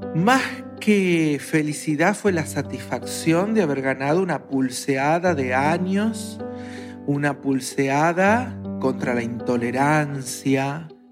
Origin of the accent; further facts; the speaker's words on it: Argentina; soy argentina